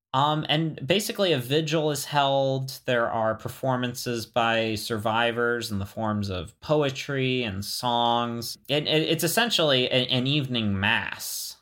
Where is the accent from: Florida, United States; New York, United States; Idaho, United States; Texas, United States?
Florida, United States; moved away; also born or lived in the American West; growing up in Florida